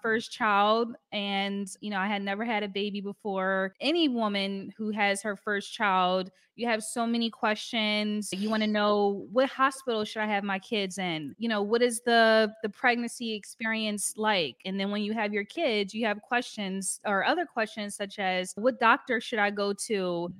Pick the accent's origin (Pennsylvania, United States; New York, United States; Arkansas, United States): Pennsylvania, United States; Philadelphia; moved away as an adult; now in Paris, France; I'm from, uh, Philly